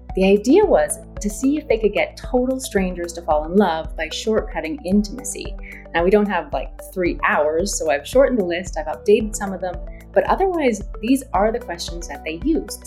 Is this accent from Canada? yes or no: yes; Canada; I'm Canadian